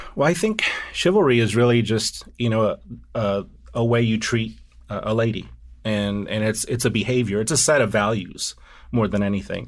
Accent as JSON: {"language": "English", "region": "the South", "country": "United States", "tie": "born or raised there", "also_born_or_lived": "Washington, D.C. / New York", "moved": "yes", "said": "my Southern upbringing"}